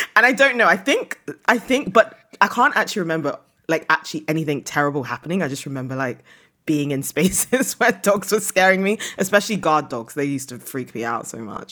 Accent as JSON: {"language": "English", "country": "United Kingdom", "also_born_or_lived": "Nigeria (ancestry)", "moved": "as an adult", "lives_now": "Lisbon, Portugal", "said": "I'm British. I managed to, like, move to Europe post-Brexit"}